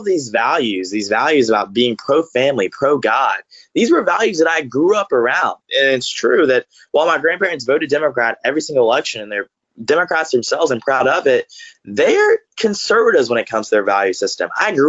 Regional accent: Grovetown, Georgia, United States; It's kind of a wild story. I grew up in the Deep South, raised by grandparents who were as progressive as you can come.

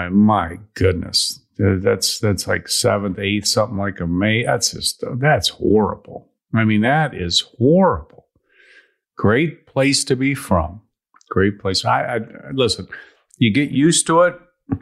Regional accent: Chicago, Illinois, United States; I'm from Chicago.

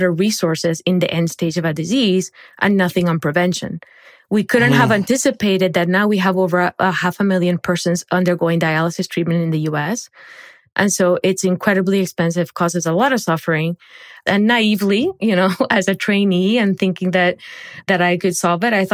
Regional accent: Barranquilla, Atlántico, Colombia; moved away; I grew up in Barranquilla, Colombia.

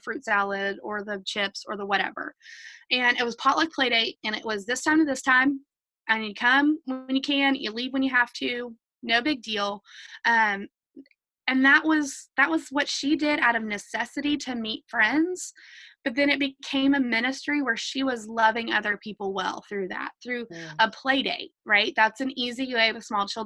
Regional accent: the South, United States; for you and I growing up in the South

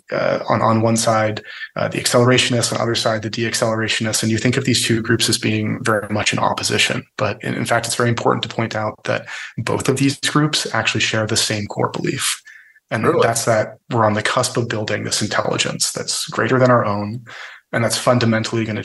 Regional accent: the Bay Area, California, United States; I'm originally from the Bay Area

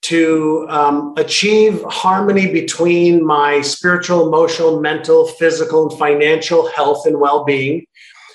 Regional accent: Montreal, Quebec, Canada; moved away as an adult; also born or lived in Israel / Toronto / Indianapolis / Vancouver; now in San Diego, United States; I lived in Israel till I was 5, and then Montreal from 5 to 19. And that's where I went to school.

